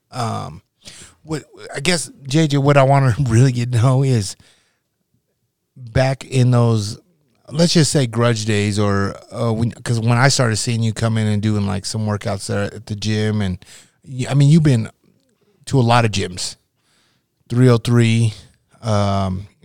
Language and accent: English; Nebraska, United States; you got to realize I came from Nebraska, right?